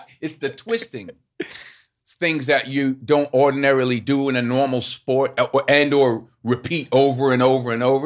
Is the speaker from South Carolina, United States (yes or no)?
no; Mount Vernon, New York, United States; moved away as an adult; now in Los Angeles, United States; I grew up in Mount Vernon, so I grew up in a great basketball town